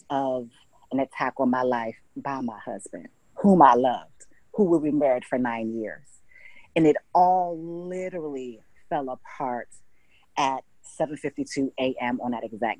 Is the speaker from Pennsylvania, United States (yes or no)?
no; Hartford, Connecticut, United States; moved away as an adult; also born or lived in New York / St. Lucia; now in Mississippi, United States; I'm originally from Hartford, Connecticut